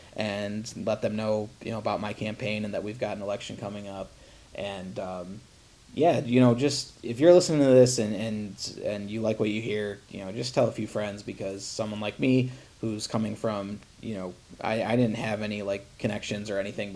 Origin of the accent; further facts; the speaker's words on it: Toledo, Ohio, United States; I was born in Toledo, Ohio, so, you know, I have whatever that accent is